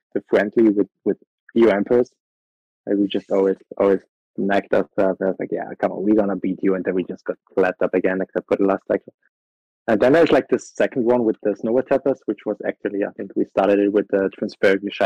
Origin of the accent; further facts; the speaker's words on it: Austria; I'm from Austria, 26 years old.